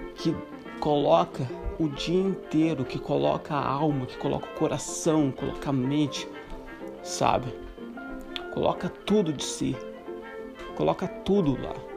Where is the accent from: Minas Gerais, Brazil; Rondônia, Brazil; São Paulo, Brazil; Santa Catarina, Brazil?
Santa Catarina, Brazil; moved away as an adult; also born or lived in Morocco / Ireland / Greece; sendo brasileiro, Santa Catarina